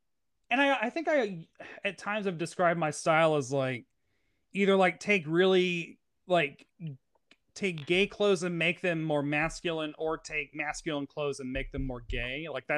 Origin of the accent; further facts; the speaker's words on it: the South, United States; growing up in the South